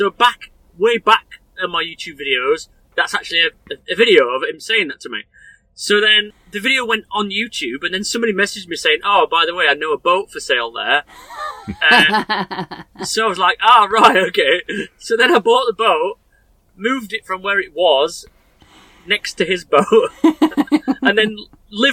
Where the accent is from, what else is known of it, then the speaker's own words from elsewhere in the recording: Sheffield, Yorkshire and the Humber, United Kingdom; also born or lived in Rotherham; Born and raised in Sheffield.